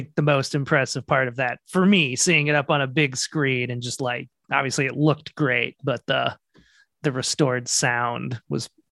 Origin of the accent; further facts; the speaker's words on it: Minnesota, United States; Because I'm from Minnesota